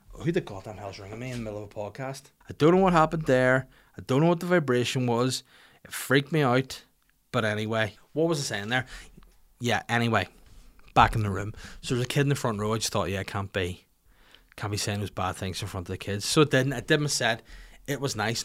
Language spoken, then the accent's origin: English; Bangor, Northern Ireland, United Kingdom; my hometown of Bangor